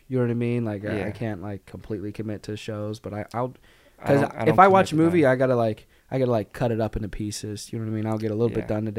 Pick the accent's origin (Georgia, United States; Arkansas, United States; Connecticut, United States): Arkansas, United States; I grew up in Arkansas